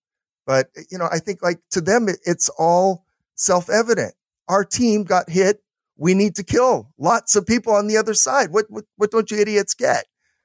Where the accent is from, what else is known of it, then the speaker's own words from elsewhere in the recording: United States; we're an American.